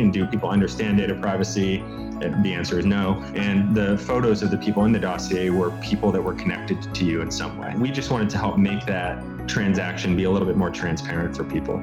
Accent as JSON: {"language": "English", "country": "United States", "moved": "as an adult", "lives_now": "London, United Kingdom", "said": "my background was in the States"}